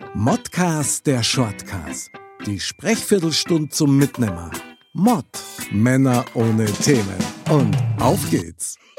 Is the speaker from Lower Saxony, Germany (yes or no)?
no; Munich, Bavaria, Germany; moved away; also born or lived in Fürstenfeldbruck; ich bin direkt in der Stadtmitte aufgewachsen von München.